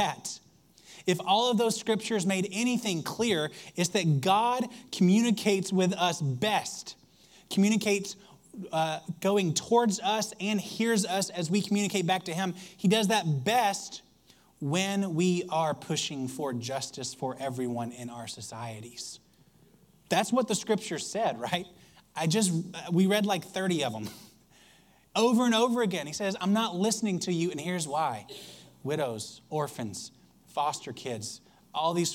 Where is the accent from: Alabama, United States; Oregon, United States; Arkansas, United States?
Alabama, United States; I grew up in Alabama